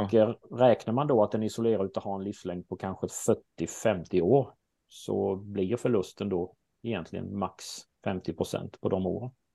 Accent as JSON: {"language": "Swedish", "region": "Småland", "country": "Sweden", "accent": "Småland dialect", "said": "Min dialekt brukar avslöja mig och det stämmer bra att jag är från Småland"}